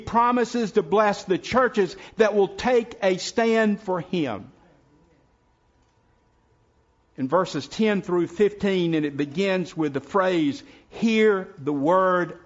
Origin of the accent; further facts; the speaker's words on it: South Carolina, United States; now in Person County, North Carolina, United States; When I was growing up in South Carolina, a little old house that was about to fall down was called a shanty.